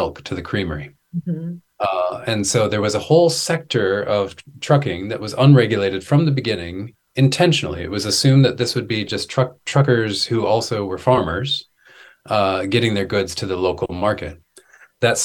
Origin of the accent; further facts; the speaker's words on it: Wisconsin, United States; I'm from Wisconsin. I'm from like the heart of dairy country and many generations of dairy farmers.